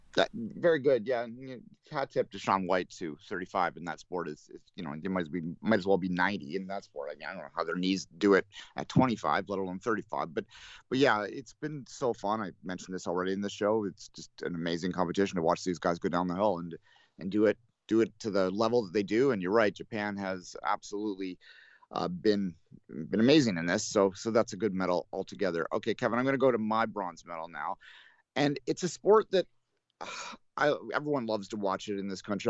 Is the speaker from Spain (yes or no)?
no; Canada; as a Canadian